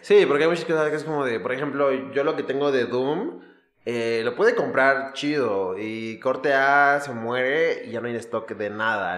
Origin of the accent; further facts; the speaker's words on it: Ecatepec, State of Mexico, Mexico; yo iba a la escuela en Aragón y obviamente me tocaban las fiestas verga de Musquis. Pero yo soy de Catepec.